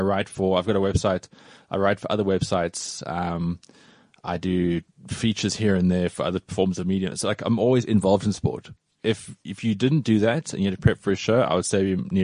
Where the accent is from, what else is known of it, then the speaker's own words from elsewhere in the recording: Cape Town, Western Cape, South Africa; moved away as an adult; now in Johannesburg, South Africa; When I moved to Joburg from Cape Town, because I grew up in Cape Town, mm-hmm. and then at 21, I moved to Joburg